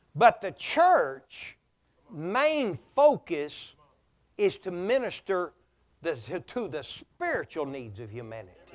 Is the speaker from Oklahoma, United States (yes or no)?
yes; Oklahoma, United States; born or raised there; moved away